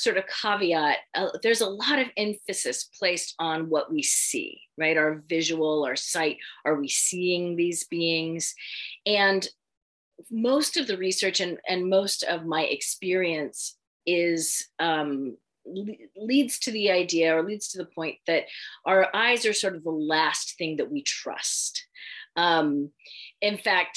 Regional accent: San Francisco Bay Area, California, United States; I grew up in the San Francisco Bay Area

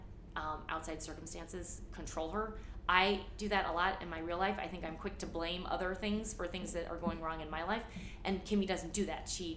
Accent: St. Louis, Missouri, United States; moved away; also born or lived in New York; I grew up in St. Louis in like a leafy suburb

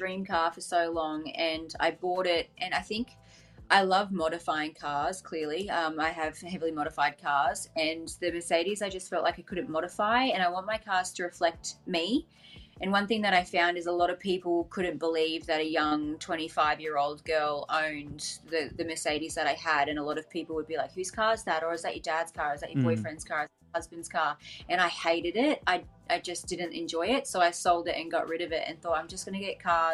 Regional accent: Gold Coast, Queensland, Australia; I'm from the Gold Coast, which is in Queensland

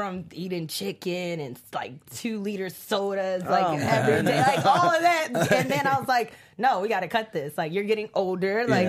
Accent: Baltimore, Maryland, United States; now in Los Angeles, United States; I'm from Baltimore

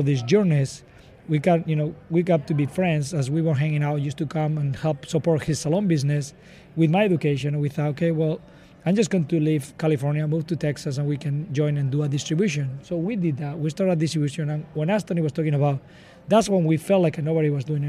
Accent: Pamplona, Navarre, Spain; moved away as an adult; also born or lived in Seattle area, United States; now in United States; I'm from Spain, from Polona, where they do Running with the Bulls

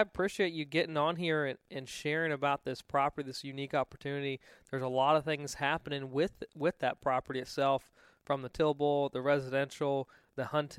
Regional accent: Virginia, United States; Well, that's kind of the same cup of tea when I grew up in Virginia.

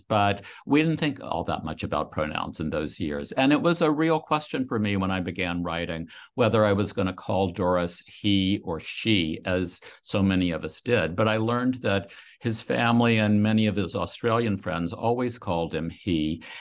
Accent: Louisiana, United States; I grew up in a town in Louisiana

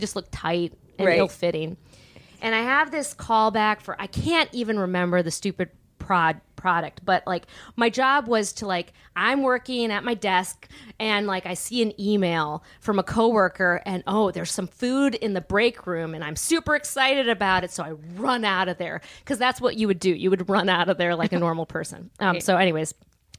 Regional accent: Milwaukee, Wisconsin, United States; also born or lived in San Francisco; now in Los Angeles, United States; originally from Milwaukee, Wisconsin

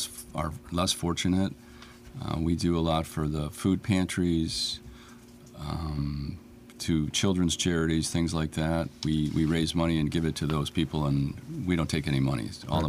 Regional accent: Chicago, Illinois, United States; moved away as an adult; now in Aurora, United States; I'm born in Chicago, moved out here 25 years ago, married, grown child, alderman for the 10th Ward, the Far East Side of Aurora.

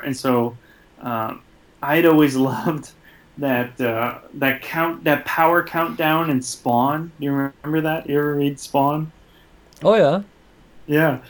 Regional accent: Michigan, United States; the same hometown I'm from

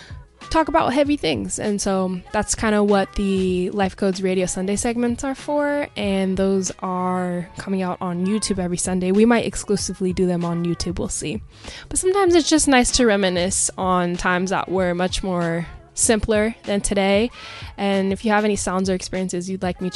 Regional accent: Pacific Northwest, United States; I grew up in the Pacific Northwest

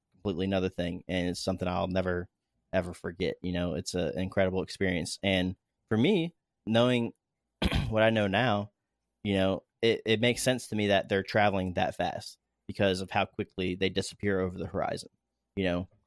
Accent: Daytona Beach, Florida, United States; moved away; I grew up in Florida watching the shuttle launches, rocket launches

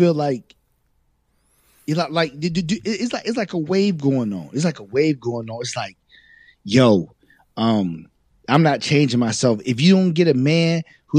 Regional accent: Virginia, United States; we grew up in Virginia.

